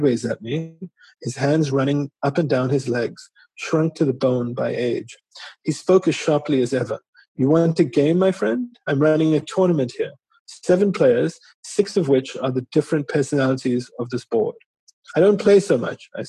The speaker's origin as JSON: {"language": "English", "town": "Durban", "region": "KwaZulu-Natal", "country": "South Africa", "tie": "born or raised there", "said": "growing up in Natal"}